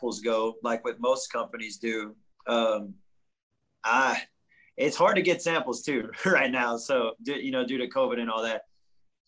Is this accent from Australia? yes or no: no; the South, United States; I'm from the South.